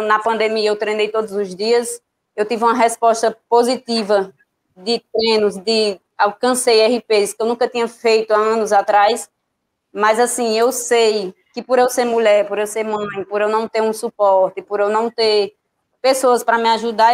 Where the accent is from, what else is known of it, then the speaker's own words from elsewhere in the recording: Juazeiro do Norte, Ceará, Brazil; now in Bahia, Brazil; eu sou cearense, que muita gente não sabe, eu moro aqui na Bahia, mas eu sou natural do Juazeiro do Norte